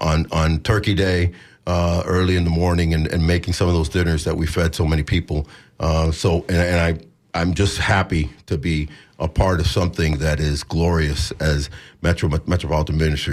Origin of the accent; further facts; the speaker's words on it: Miami, Florida, United States; also born or lived in Cuba; now in Tampa Bay, United States; I was born in Cuba, raised in Miami since we snuck out. I was 6 years old.